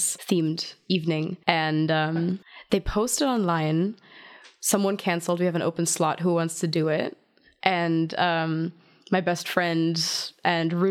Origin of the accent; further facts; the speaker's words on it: outside of Zurich, Switzerland; English is a second language; moved away as an adult; also born or lived in Hanover, Germany / Rhode Island, United States; now in Berlin, Germany; Born in Germany, outside of Hanover. I was raised in Switzerland, outside of Zurich.